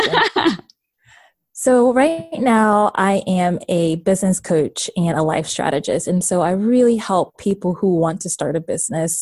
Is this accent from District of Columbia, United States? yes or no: yes; Washington, District of Columbia, United States; moved away as an adult; also born or lived in Baltimore, Maryland; now in Raleigh, United States; I am from Baltimore, Maryland, and I grew up in the DC area.